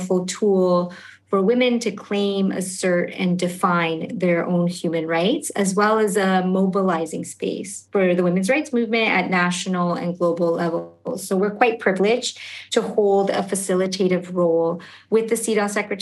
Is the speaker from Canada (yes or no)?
yes; Canada; also born or lived in Argentina; my family itself immigrated to Canada when I was quite young